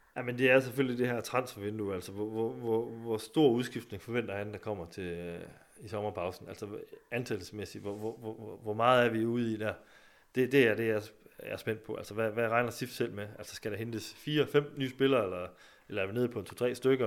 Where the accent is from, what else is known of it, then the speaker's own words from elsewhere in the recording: Skive, Central Denmark Region, Denmark; jeg kommer jo selv fra Skive